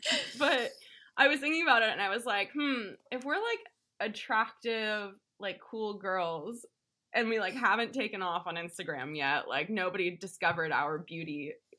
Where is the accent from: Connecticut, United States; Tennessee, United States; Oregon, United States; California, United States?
Oregon, United States; Portland; I grew up in Portland, bitch.